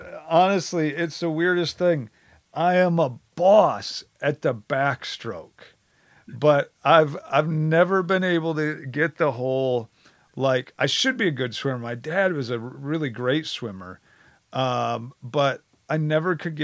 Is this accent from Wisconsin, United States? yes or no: yes; Wisconsin, United States; moved away; also born or lived in Oklahoma; I barely left Wisconsin. I went to Oklahoma for college for 3 years. Otherwise, I was in Wisconsin. And I always, you know, grew up saying, hey, I'm Badger born, Badger bred